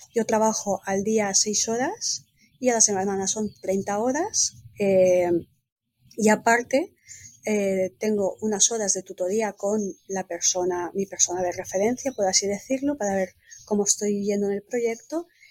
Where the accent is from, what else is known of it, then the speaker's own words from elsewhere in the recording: Spain; also born or lived in Valencia; now in Italy; Yo soy española, pues desde España